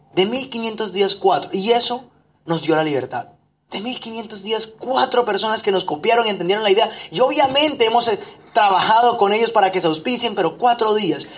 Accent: Barranquilla, Atlántico, Colombia; moved away as an adult; also born or lived in Medellín; mi ciudad de origen

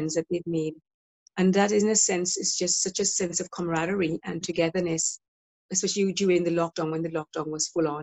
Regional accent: Dominica; now in Brighton and Hove, United Kingdom; I'm originally from Dominica

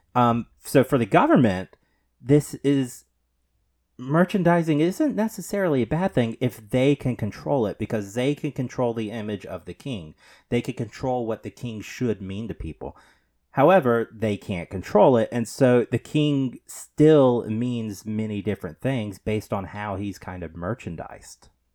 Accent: United States; we're Americans.

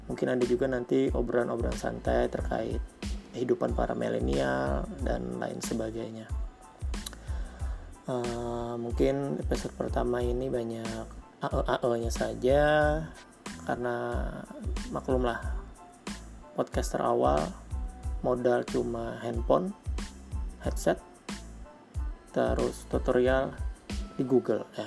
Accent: Banjarmasin, South Kalimantan, Indonesia; kebetulan saya dari Banjarmasin Banjarmasin baru melakukan PSBB nih

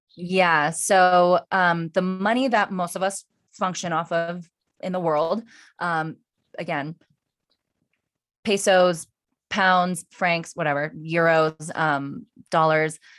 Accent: United States; I was born in the United States

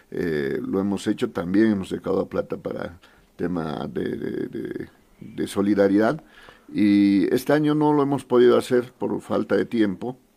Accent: Potosí, Bolivia; now in La Paz, Bolivia; Em, nací en Potosí, en la ciudad de Potosí. Estudié hasta nivel medio, poco más en Potosí, en Villazón, en más lugares porque mi padre, por el tema de trabajo de mi padre, eh, ya me vine a La Paz a culminar estudios universitarios

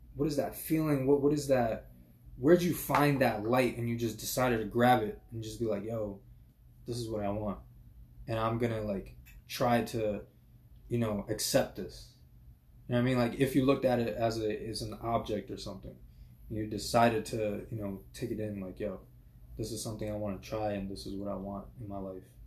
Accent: New York City, New York, United States; I grew up in uh, Flushing

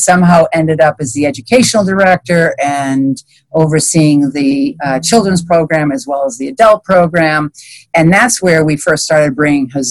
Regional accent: Massachusetts, United States; moved away as an adult; now in Michigan, United States; I grew up on a small animal farm in Massachusetts with cranberry bogs as my playground

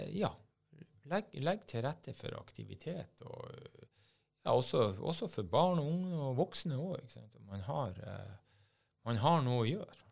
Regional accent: Bodø, Nordland, Norway; Jeg er fra Bodø

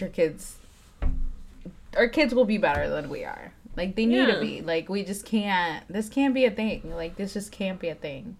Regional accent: Metairie, Louisiana, United States; also born or lived in Nicaragua; I grew up in Fat City

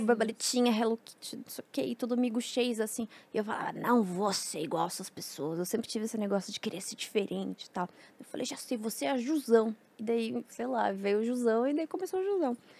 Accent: Mafra, Santa Catarina, Brazil; era o canal Mafra, que eu sou de Santa Catarina

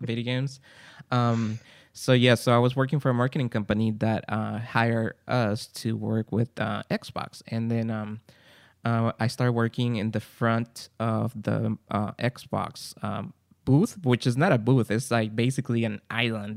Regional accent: Guatemala; English is a second language; now in San Gabriel, United States; I'm from Guatemala, came to United States, and I'm recording here in San Gabriel, California.

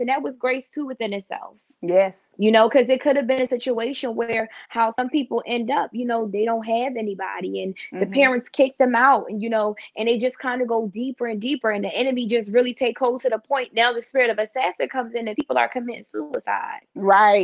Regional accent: Philadelphia, Pennsylvania, United States; moved away; I'm originally from Philadelphia

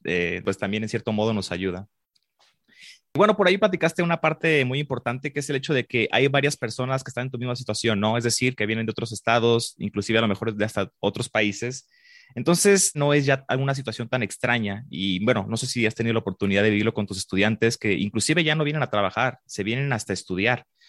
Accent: Guadalajara, Jalisco, Mexico; yo aquí nací en Guadalajara

